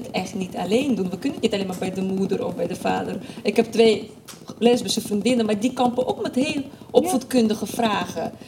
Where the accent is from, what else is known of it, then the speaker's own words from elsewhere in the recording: Nijkerk, Gelderland, Netherlands; ik ben in Nijkerk opgegroeid, eh, dat is Bijbelbelt